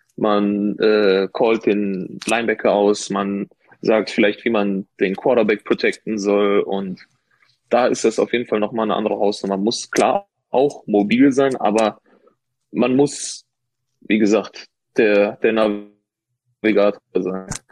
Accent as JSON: {"language": "German", "area": "Ruhr area", "region": "North Rhine-Westphalia", "country": "Germany", "said": "ich bin ja kein gebürtiger äh, Rheinländer. Ich bin ja aus dem Ruhrgebiet"}